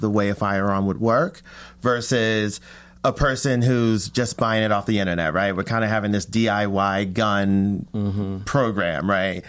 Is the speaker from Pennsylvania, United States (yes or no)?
yes; Philadelphia, Pennsylvania, United States; moved away; I grew up in Philly